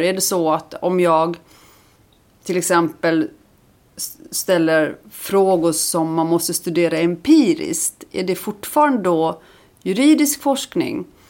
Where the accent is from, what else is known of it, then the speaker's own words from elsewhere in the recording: Lund, Skåne, Sweden; also born or lived in Iceland; sen jag flyttade hit som barn